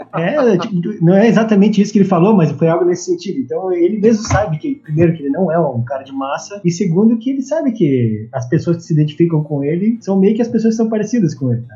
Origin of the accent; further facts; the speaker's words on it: southern Brazil, Brazil; eu tenho também uma origem que é aqui do sul do Brasil